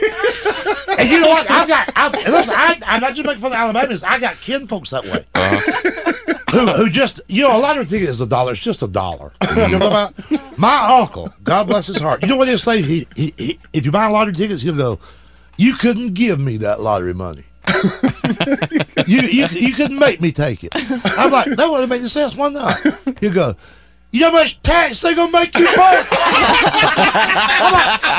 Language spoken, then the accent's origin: English; Georgia, United States; I'm from Georgia